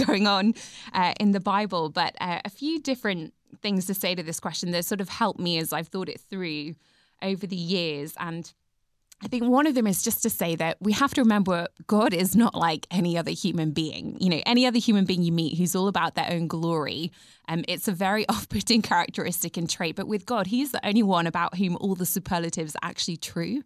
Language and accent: English; England, United Kingdom; I'm British, and in England, we kind of like to understate everything